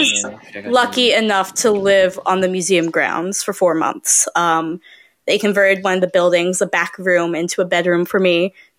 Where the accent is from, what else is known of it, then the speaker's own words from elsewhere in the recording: Atlanta, Georgia, United States; I'm not from Maine. I'm from Atlanta, Georgia.